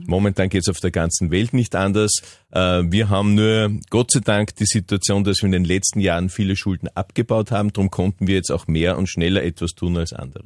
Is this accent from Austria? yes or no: yes; Upper Austria, Austria; bei uns in Oberösterreich